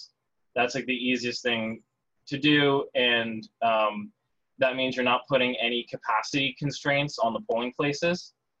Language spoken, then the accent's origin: English; Wisconsin, United States; I've checked into Pennsylvania and my home state, Wisconsin.